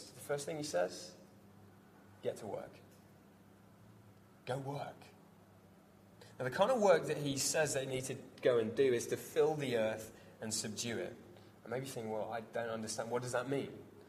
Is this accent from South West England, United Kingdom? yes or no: yes; Devon, South West England, United Kingdom; I grew up in Devon, surrounded by farms, surrounded by farmers.